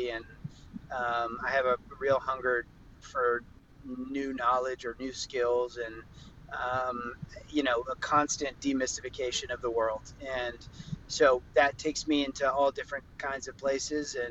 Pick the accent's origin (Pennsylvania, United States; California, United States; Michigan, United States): Pennsylvania, United States; Philadelphia; now in Los Angeles, United States; I spent a lot of time in Philadelphia, my hometown